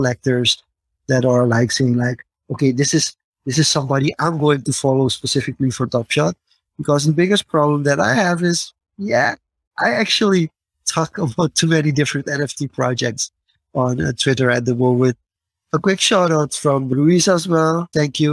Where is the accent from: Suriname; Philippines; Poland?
Suriname; my home country, for Suriname